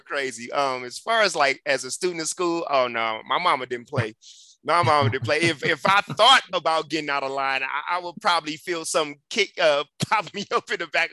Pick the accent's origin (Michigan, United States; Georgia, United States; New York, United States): Michigan, United States; Detroit; now in Colorado, United States; I grew up in Detroit, Michigan, on the west side